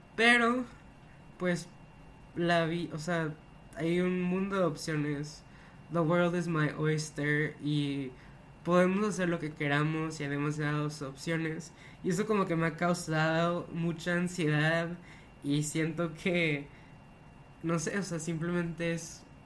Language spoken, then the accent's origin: Spanish; Monterrey, Nuevo León, Mexico; soy Monterrey de México